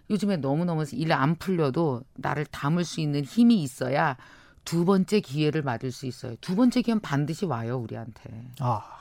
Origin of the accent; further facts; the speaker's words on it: Jeungpyeong, North Chungcheong, South Korea; 제가 증평이